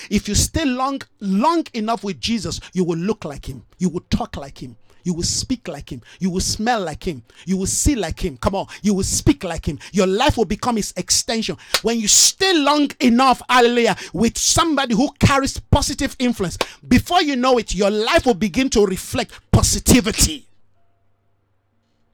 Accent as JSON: {"language": "English", "country": "Nigeria", "said": "That's why I'm not disenfranchised as a Nigerian. No. They might be, oh, he's a Nigerian."}